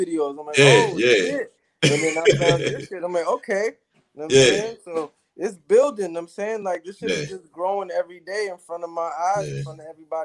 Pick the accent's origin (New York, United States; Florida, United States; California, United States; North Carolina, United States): New York, United States; New York City; also born or lived in London, United Kingdom / Elmont, Long Island; I came to New York when I was like one